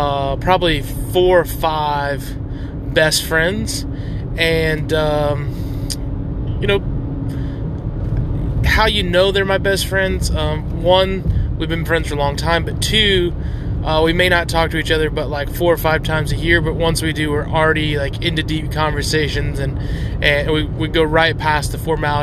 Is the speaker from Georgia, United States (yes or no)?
yes; Buford, Georgia, United States; We're in Buford, Georgia, my hometown, the town I was born and raised in and lived 28 of my 30 years.